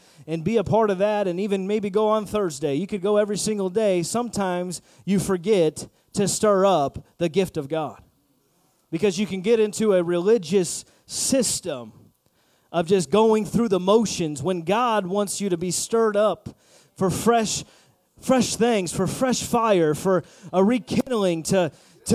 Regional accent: Indiana, United States; I'm from Indiana, and we got a lot of area and space.

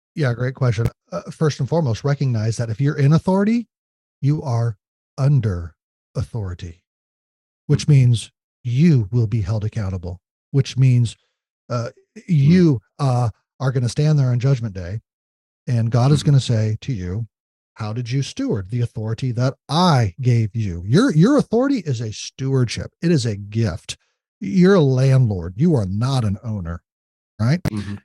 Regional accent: United States; we as uh, uh, citizens of the United States

